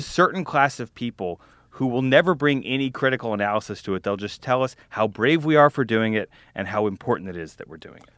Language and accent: English; Louisiana and Alabama, the South, United States; accent: Southern; also born or lived in Texas; now in New York City, United States; I was born in Texas, grew up in Louisiana and Alabama